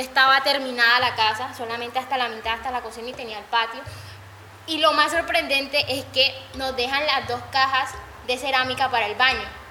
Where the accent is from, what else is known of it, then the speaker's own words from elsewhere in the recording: Cartagena, Bolívar, Colombia; como cartageneros, sí, somos cartageneros